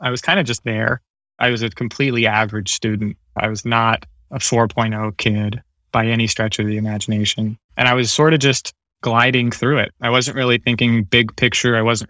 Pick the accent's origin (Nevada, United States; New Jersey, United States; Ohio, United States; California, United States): California, United States; South San Francisco; also born or lived in Redwood City / Daly City / Pacifica; I was born in Redwood City, and I grew up in South San Francisco, Daly City area, and I was always local, elementary school, middle school, high school, always been in the peninsula.